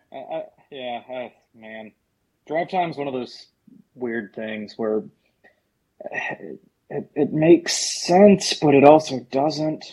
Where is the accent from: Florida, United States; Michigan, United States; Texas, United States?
Florida, United States; Sebring; that's my hometown track